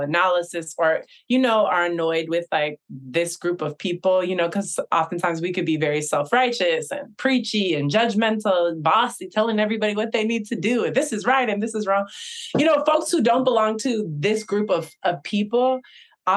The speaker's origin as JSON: {"language": "English", "area": "Bay Area", "region": "California", "country": "United States", "tie": "born or raised there", "said": "I grew up in the Bay Area"}